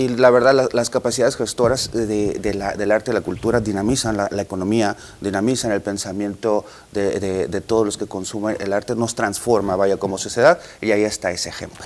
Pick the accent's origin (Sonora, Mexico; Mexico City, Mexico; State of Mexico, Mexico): Sonora, Mexico; como los sonorenses estamos